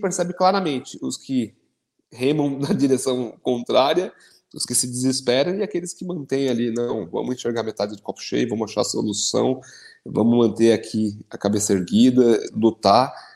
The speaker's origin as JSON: {"language": "Portuguese", "town": "São Caetano do Sul", "region": "São Paulo", "country": "Brazil", "tie": "born or raised there", "said": "lá na minha cidade de São Caetano"}